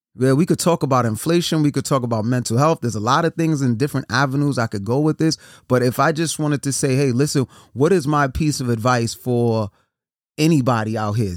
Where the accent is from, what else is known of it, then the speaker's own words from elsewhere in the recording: New York City, New York, United States; I'm from New York City, born and raised Brooklyn